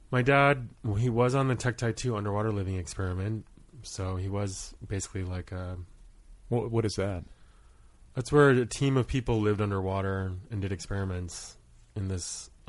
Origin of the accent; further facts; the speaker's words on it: Rhode Island, United States; born there; I was born in Rhode Island. My dad was a oceanography student at URI, and my mom was a home ec teacher at the time.